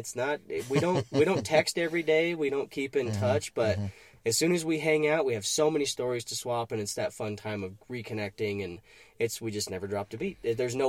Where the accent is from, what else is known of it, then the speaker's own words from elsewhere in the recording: Texas, United States; also born or lived in Colorado; I think that because I landed in such a strange spot that I consider both Texas and Colorado my home.